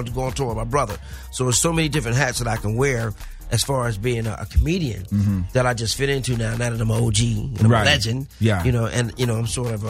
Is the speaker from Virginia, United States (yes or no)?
yes; Newport News, Virginia, United States; born there; also born or lived in Oakland, California; I get back a lot. But, you know, I was born in Virginia.